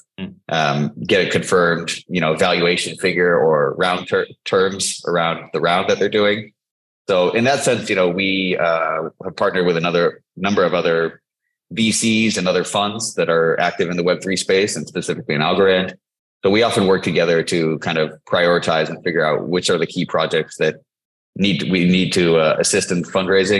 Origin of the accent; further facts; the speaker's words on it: Silicon Valley, the Bay Area, California, United States; also born or lived in Singapore; I'm from Silicon Valley, the Bay Area.